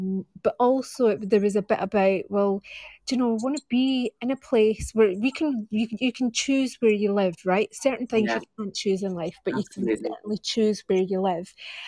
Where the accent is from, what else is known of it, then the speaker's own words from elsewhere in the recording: Edinburgh, Scotland, United Kingdom; accent: Scottish; moved away as an adult; also born or lived in West London; now in London, United Kingdom; I've got a Scottish accent, and my actual background is from I'm from Edinburgh. That's my hometown.